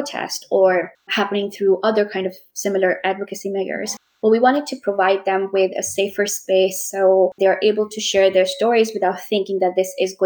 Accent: Pakistan; moved away as an adult; also born or lived in Scotland; my home country, Pakistan.

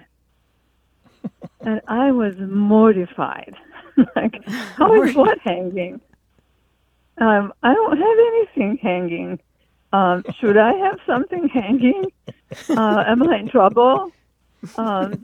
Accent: Hungary; English is a second language; moved away as an adult; now in Seattle, United States; I am from Hungary originally and came to America in 1980

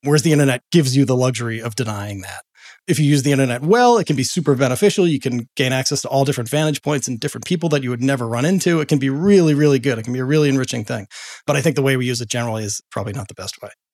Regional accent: Boston, Massachusetts, United States; I grew up in Boston

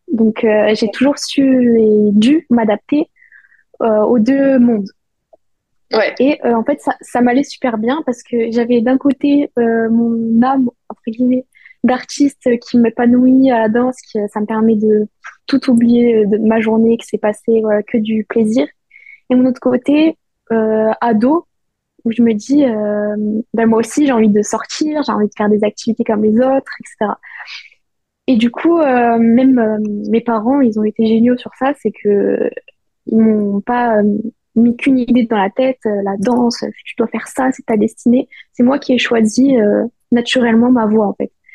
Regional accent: Perpignan, Occitania, France; moved away as an adult; also born or lived in Nancy, France; now in Terrassa, Spain; je suis née à Nancy, donc, euh, dans l'Est de la France. Et très vite, j'ai déménagé à Perpignan, vers mes deux ans, trois ans. Et c'est là où j'ai commencé la danse

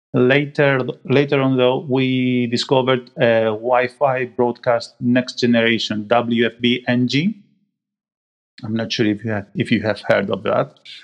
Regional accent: Greece; moved away as an adult; also born or lived in Manchester, United Kingdom; now in United Kingdom

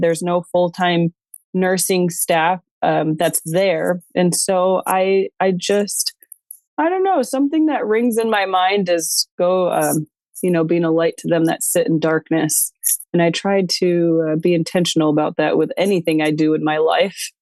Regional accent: New York, United States; moved away; also born or lived in Western United States; I was born and raised in New York

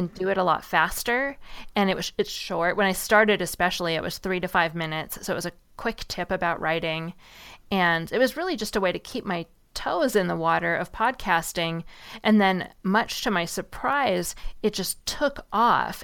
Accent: Seattle, Washington, United States; I grew up in Seattle, and it rains a lot there

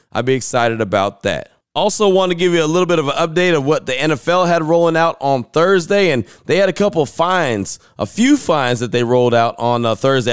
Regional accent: West Coast, United States; now in Central Texas, United States; I came from the West Coast originally

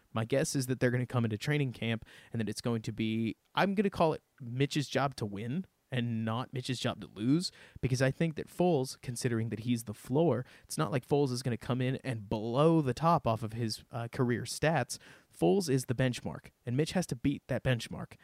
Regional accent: Dallas, Texas, United States; I grew up in Dallas, Texas

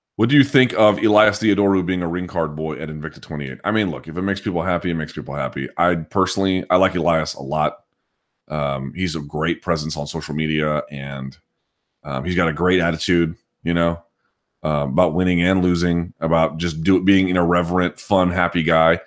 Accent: United States; I'm American

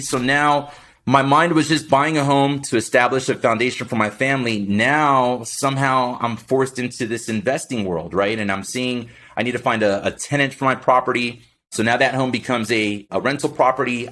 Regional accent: Miami, Florida, United States; born and raised in Miami, Florida, blue collar family

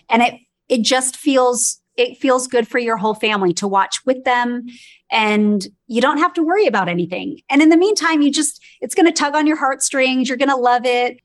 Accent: Los Angeles, California, United States; I was born and raised in Los Angeles

